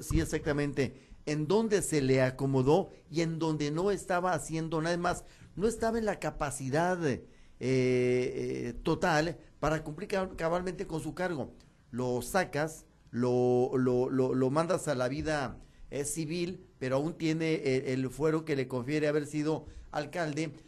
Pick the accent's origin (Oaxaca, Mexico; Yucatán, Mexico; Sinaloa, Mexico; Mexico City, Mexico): Sinaloa, Mexico; somos los sinaloenses